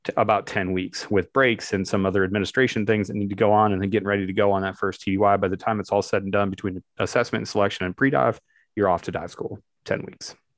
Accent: Barberton, Ohio, United States; The town I grew up in is actually called Barberton, Ohio

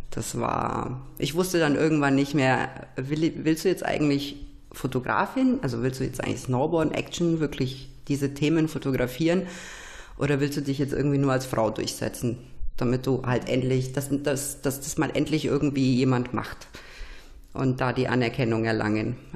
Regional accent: Nuremberg, Bavaria, Germany; weil ich komme halt nur mal aus Nürnberg.

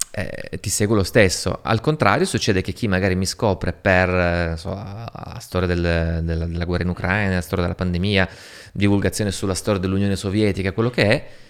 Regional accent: Turin, Piedmont, Italy; moved away; also born or lived in Moscow; Torino, la mia città natale

